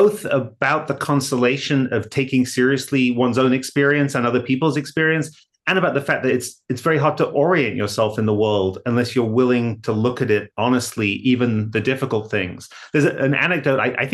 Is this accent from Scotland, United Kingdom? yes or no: no; Hull, Yorkshire and the Humber, United Kingdom; moved away as an adult; now in Massachusetts, United States; I grew up in Hull in England and came to the US for grad school